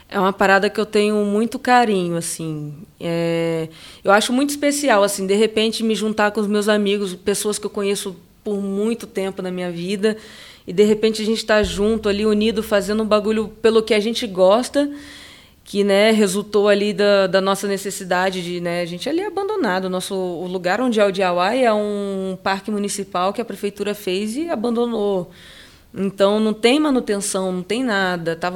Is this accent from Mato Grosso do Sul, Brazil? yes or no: no; Salvador, Bahia, Brazil; born there; also born or lived in Santos / Itanhaém / Campinas / Macaé; now in São Paulo, Brazil; Nasci em Salvador, depois fui parar em Santos, depois Itanhaém, depois Campinas, aí depois sim Macaé. E aí eu fiquei em Macaé por um bom tempo.